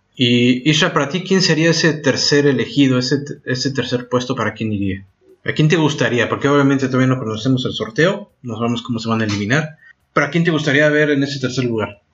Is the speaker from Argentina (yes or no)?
yes; Argentina; now in France; como nosotros, eh, como en Argentina